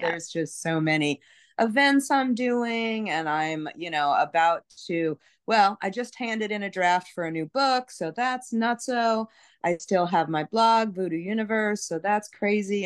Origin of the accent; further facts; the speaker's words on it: New York City, New York, United States; now in New Orleans, United States; I grew up in Brooklyn, so I'm a New York City person, and, uh, there's, there's not that many that were born and raised in New York, but I'm one of 'em